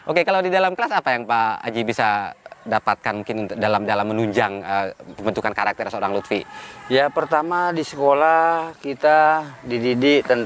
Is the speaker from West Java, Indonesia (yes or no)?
no; Bima, West Nusa Tenggara, Indonesia; Saya lahir di Kota Bima. Asli di Kota Bima.